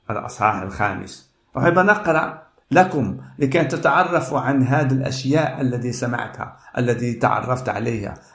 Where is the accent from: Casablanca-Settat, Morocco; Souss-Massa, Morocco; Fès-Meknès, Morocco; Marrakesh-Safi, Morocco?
Casablanca-Settat, Morocco; Casablanca; now in Stockholm, Sweden; والرب وجهني من بلادي الدار البيضاء من المغرب إلى هذا البلد ستوكهولم